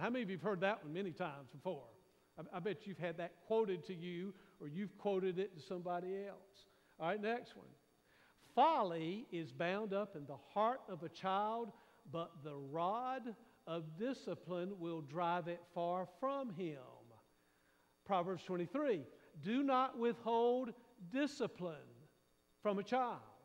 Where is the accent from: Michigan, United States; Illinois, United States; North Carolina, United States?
North Carolina, United States; Raleigh; I grew up in Raleigh, at the time it was out in the county